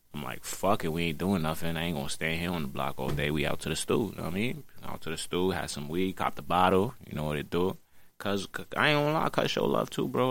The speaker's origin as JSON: {"language": "English", "town": "New York City", "region": "New York", "country": "United States", "tie": "born or raised there", "said": "I'm from Brooklyn, New York City"}